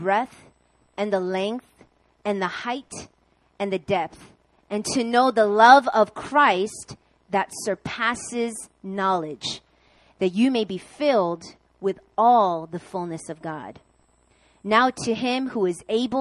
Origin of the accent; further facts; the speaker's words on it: New York, United States; I'm from New York